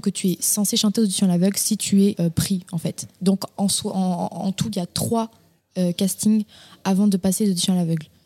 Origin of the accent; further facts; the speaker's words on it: Castres, Occitania, France; moved away; je suis née à Castres, dans le Tarn. C'est dans le sud-ouest de la France